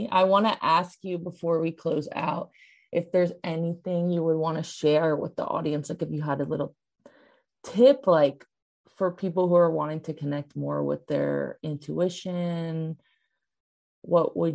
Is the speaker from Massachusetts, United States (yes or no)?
yes; Massachusetts, United States; I was born in Massachusetts.